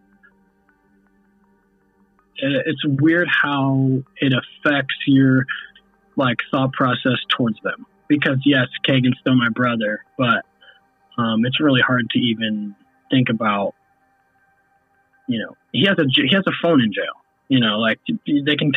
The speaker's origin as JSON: {"language": "English", "area": "Cass County, near Delphi", "region": "Indiana", "country": "United States", "tie": "born or raised there", "said": "we grew up right near Delphi, you know, we grew up in Cass County"}